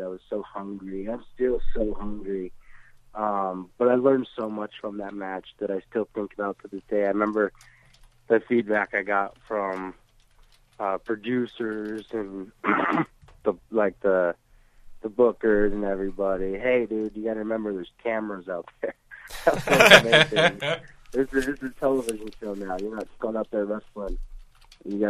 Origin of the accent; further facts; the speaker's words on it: Kalispell, Montana, United States; also born or lived in South Weymouth, Massachusetts; I was born in South Weymouth, Massachusetts, and when I was a couple months old, my mom moved me to Montana